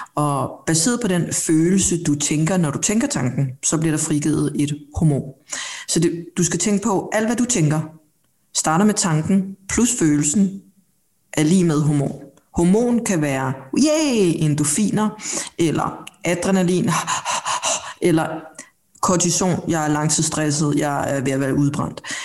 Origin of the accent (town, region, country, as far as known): Denmark; born or raised there; also born or lived in South Korea